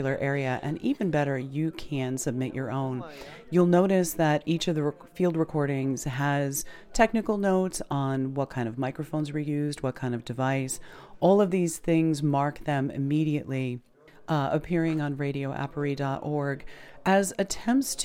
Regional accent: United States; growing up in the United States

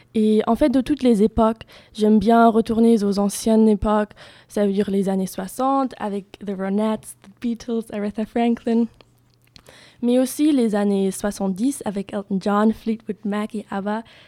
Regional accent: Germany; French is a second language; moved away as an adult; now in Bordeaux, France; Et en Allemagne, je viens de l'Allemagne

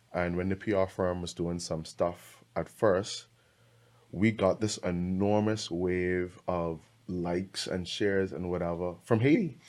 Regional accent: Bahamas; I'm from the Bahamas

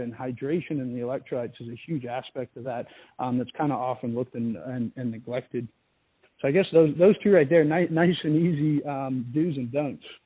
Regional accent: Australia; moved away as an adult; my life and growing up in Australia

